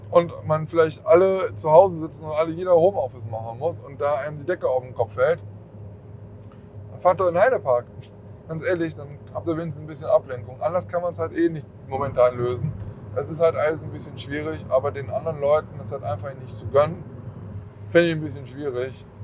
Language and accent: German; Germany; ich komme von ganz irgendwo anders und deswegen, also ich komme zwar aus Deutschland